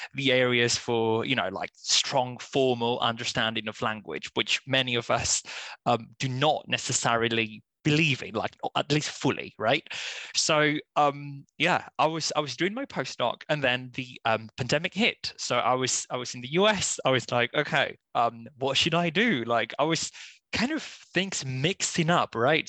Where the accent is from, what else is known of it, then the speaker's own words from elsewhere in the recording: Spain; first language Spanish; English is a second language; moved away as an adult; I'm originally from Spain, so I just did uh, all my kind of university ed- education there mostly